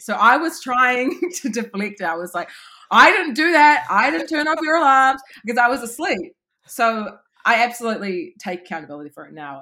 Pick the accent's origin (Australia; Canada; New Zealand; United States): New Zealand; Auckland; I grew up in Auckland, mainly West Auckland.